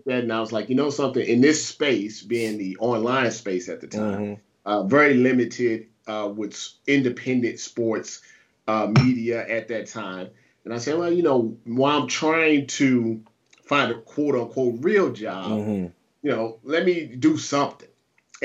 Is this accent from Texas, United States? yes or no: no; St. Louis, Missouri, United States; also born or lived in Ohio; I'm from St. Louis, Missouri.